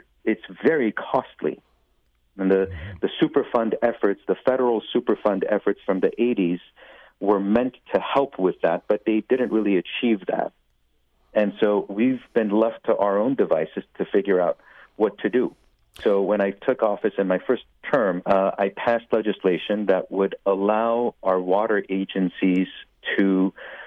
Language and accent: English; Los Angeles, California, United States; I grew up growing up in the West Valley in Winnetka